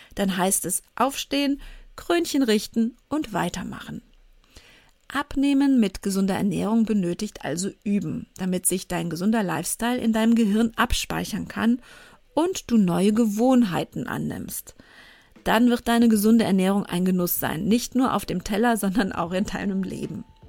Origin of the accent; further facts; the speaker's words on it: Cologne, North Rhine-Westphalia, Germany; ich bei uns im Vorort in Köln im Sportverein in eine Kindertanzgruppe gehen sollte